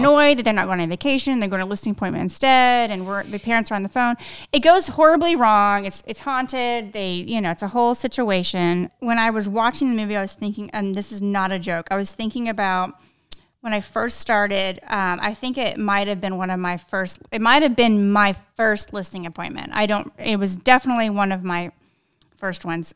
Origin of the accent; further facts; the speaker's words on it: South Texas, United States; I grew up in South Texas.